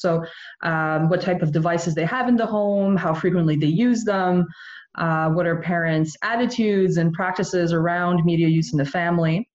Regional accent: Montreal, Quebec, Canada; now in Nova Scotia, Canada; I grew up in Montreal, so I grew up in a very bilingual family in a very bilingual community

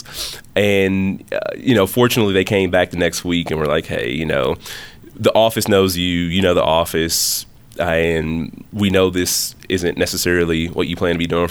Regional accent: Milwaukee, Wisconsin, United States; also born or lived in Alabama; born and raised in the city of Milwaukee

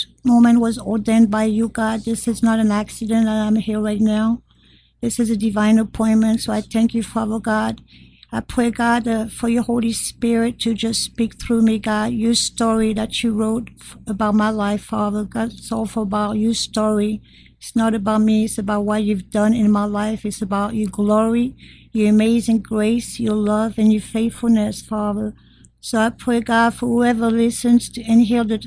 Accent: France; English is a second language; moved away; I was born and raised in France

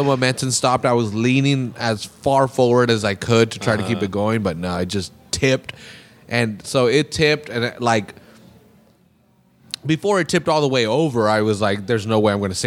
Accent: Salinas, California, United States; I'm from Monterey County or whatever, or from Salinas, and it's a small town

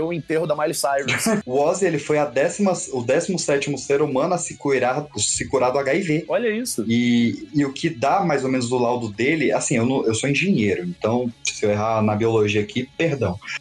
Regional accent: Brasília, Federal District, Brazil; moved away

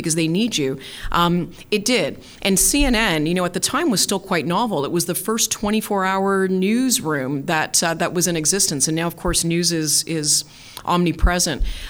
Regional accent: Canada; as a Canadian

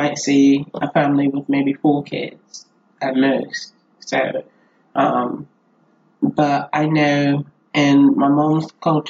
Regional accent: Hawaii, United States; moved away; I am from Hawaii originally.

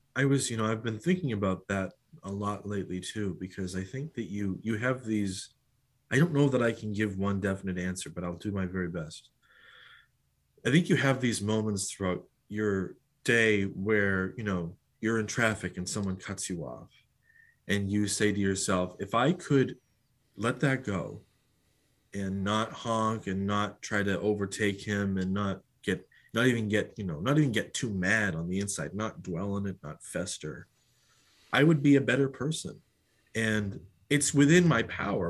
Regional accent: Massachusetts, United States; moved away as an adult; also born or lived in Jamaica / Sydney, Australia / Washington, D.C.; now in New Hampshire, United States; I was born in Massachusetts

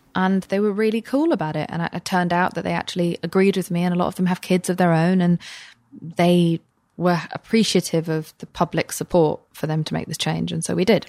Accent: England, United Kingdom; moved away as an adult; now in United States; I am an English person

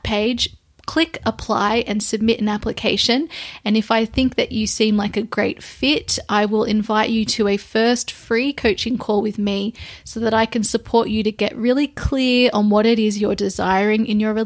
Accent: Sydney, New South Wales, Australia; also born or lived in London / Lisbon; I have recently arrived back into my hometown in Sydney, Australia

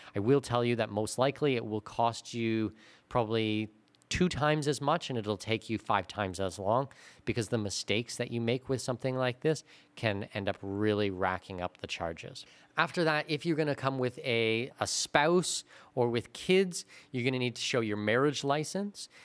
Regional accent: Canada; moved away as an adult; now in Panama; as a Canadian

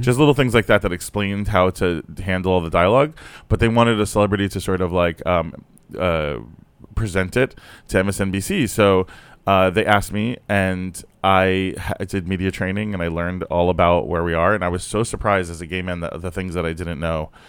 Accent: Fort Lauderdale, Florida, United States; also born or lived in Brooklyn, New York; I grew up in Florida

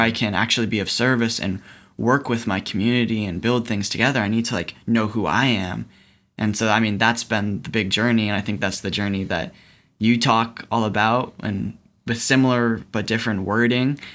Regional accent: East Coast, United States; growing up on the East Coast, going to public school.

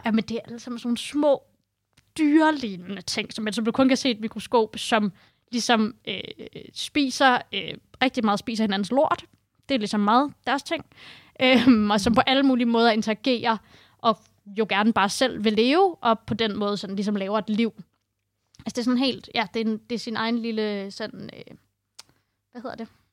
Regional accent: Copenhagen, Capital Region of Denmark, Denmark; moved away as an adult; now in Holbæk, Denmark; Jeg øh, er født og opvokset i Indreby i København

